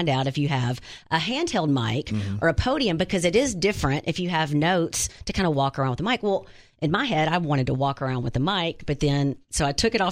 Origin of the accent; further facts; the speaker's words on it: Wynne, Arkansas, United States; moved away; it's my hometown